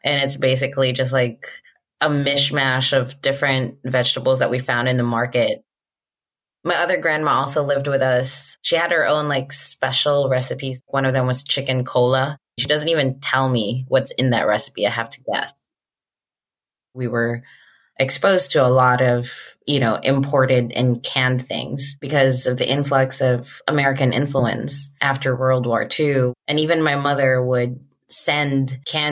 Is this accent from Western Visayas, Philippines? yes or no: yes; Iloilo City, Western Visayas, Philippines; moved away as an adult; now in United States; I grew up in Iloilo City, which is an island in the Philippines. I immigrated when I finished college.